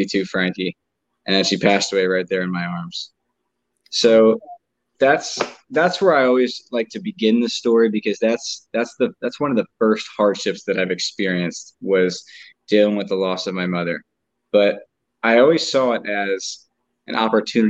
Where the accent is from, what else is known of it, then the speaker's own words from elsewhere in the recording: New Jersey, United States; I grew up in New Jersey with my mom and dad